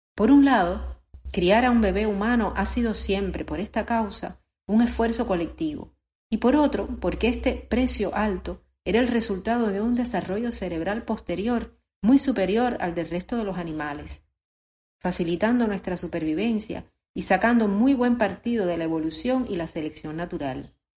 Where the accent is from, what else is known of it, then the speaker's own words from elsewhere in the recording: Cuba; Como cubano